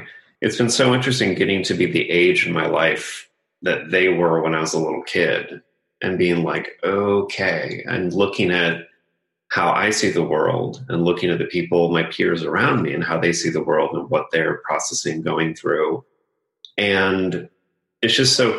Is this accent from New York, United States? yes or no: no; Los Angeles, California, United States; I grew up in Los Angeles area, so I was deeply impacted by the entertainment industry